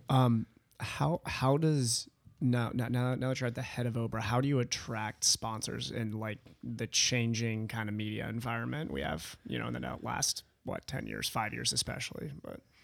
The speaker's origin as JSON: {"language": "English", "region": "Midwest", "country": "United States", "moved": "yes", "said": "I'm from the Midwest originally"}